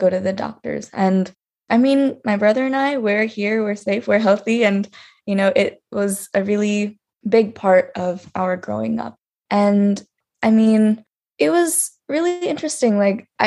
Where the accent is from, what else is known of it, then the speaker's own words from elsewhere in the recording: United States; I was born and raised in the United States, but my family immigrated here from India, specifically from Andhra Pradesh in the south of India.